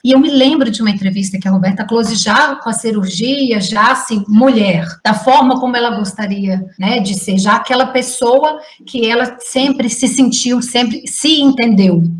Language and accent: Portuguese; Juiz de Fora, Minas Gerais, Brazil; moved away; Juiz de Fora, que é a minha cidade natal